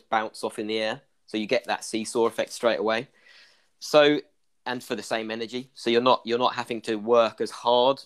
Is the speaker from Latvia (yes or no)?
no; Ireland; accent: Irish; my Irish accent.